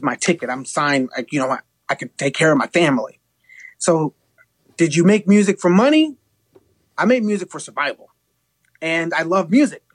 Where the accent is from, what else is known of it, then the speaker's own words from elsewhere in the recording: Los Angeles, California, United States; I'm born and raised in East